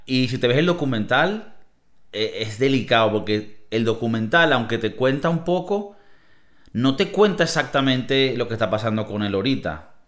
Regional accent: Venezuela; now in Spain; en nuestro país también, Venezuela

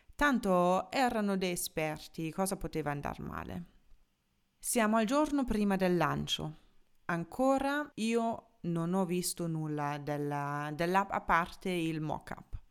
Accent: Germany; moved away; da tedesca

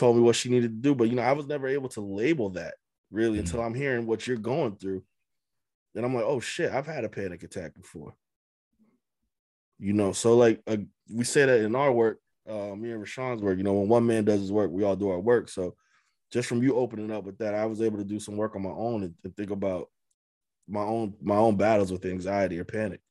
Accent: Amherst, Massachusetts, United States; moved away as an adult; also born or lived in Boston; when I was moving away from Amherst, from my hometown

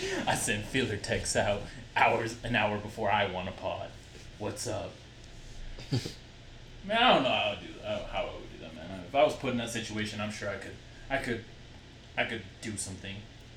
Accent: Utah, United States; We're from Utah. Stay Utarded.

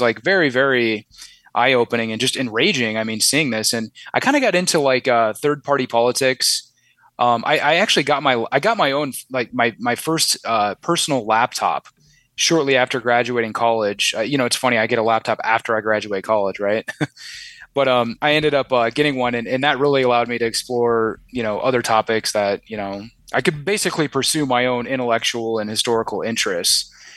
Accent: Omaha, Nebraska, United States; I grew up in Omaha, Nebraska

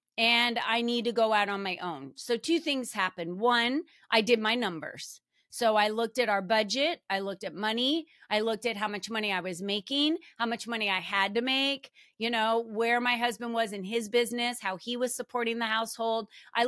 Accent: New Jersey, United States; moved away; And so this has been my home, but I'm originally from the East Coast. I moved out here from New Jersey.

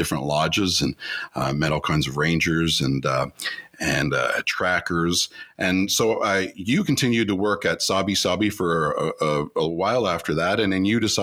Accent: Toronto, Ontario, Canada; we're from Toronto.

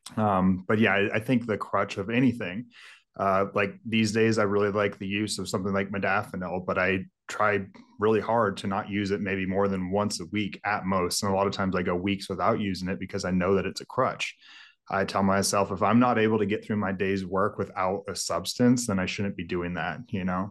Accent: Mendocino, Lake County, California, United States; moved away; Mendocino, Lake County, that's where all of it's grown, so I grew up

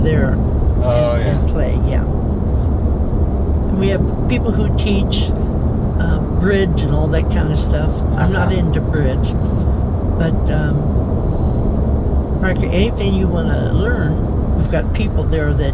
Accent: Indiana, United States; moved away as an adult; also born or lived in Texas / St. Louis; Originally from Indiana

